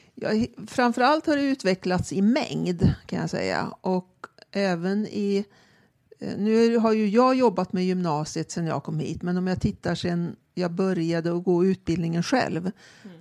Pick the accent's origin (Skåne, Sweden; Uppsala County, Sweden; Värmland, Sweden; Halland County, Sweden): Värmland, Sweden; Karlstad; now in Stockholm, Sweden; jag växte upp på ridskolan i Karlstad